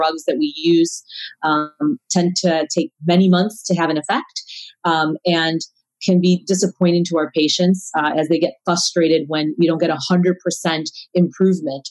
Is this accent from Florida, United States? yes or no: no; Chicago, Illinois, United States; moved away as an adult; now in San Diego, United States; I'm originally from Chicago